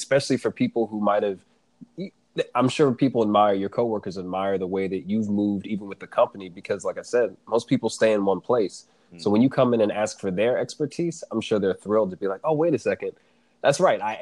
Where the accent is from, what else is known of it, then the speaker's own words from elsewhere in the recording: East Coast, United States; I'm born and raised on the East Coast